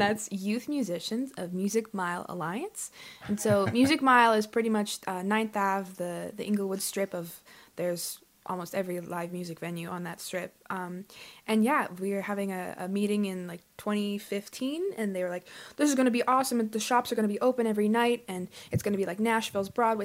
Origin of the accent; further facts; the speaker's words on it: Calgary, Alberta, Canada; growing up in Calgary